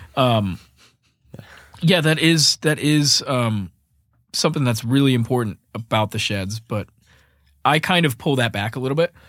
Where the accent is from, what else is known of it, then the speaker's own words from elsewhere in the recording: Fort Myers, Florida, United States; moved away as an adult; also born or lived in Boston, Massachusetts; now in Nashville, United States; I was born and raised in Fort Myers, Florida